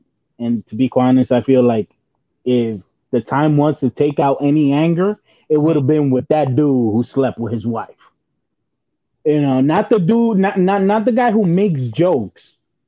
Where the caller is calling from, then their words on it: Bronx, New York, United States; I'm calling from the Bronx, baby.